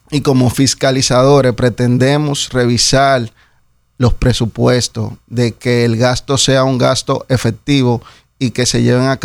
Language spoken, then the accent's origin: Spanish; Dominican Republic; Nosotros tenemos un acento. De hecho, eh, hasta la manera en la que nos expresamos es muy, muy auténtica de aquí